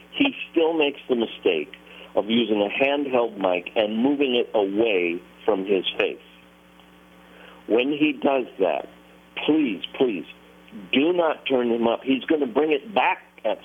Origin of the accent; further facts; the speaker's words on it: Nashville, Tennessee, United States; I'm from Nashville